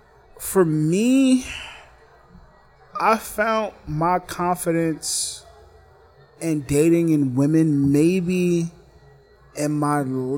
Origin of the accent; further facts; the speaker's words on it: New York City, New York, United States; I'm from the Bronx, born and raised, uptown kid.